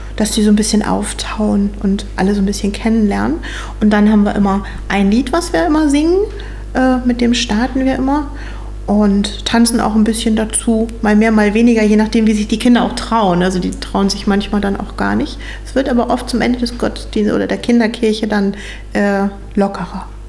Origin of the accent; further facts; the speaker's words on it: Meilsdorf, Schleswig-Holstein, Germany; Ich komme ursprünglich auch aus Meilsdorf, also bin schon mein ganzes Leben hier in der Gemeinde, bin hier aufgewachsen.